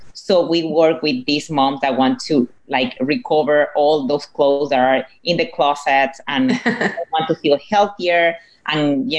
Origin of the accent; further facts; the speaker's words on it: Venezuela; English is a second language; moved away; my husband, we are from Venezuela, so we're Latinos